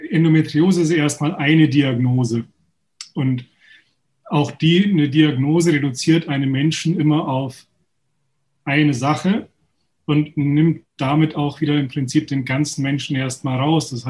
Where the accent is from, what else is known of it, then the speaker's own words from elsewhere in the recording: Munich, Bavaria, Germany; komme aus München, bin geboren in München, praktiziere in der Nähe von München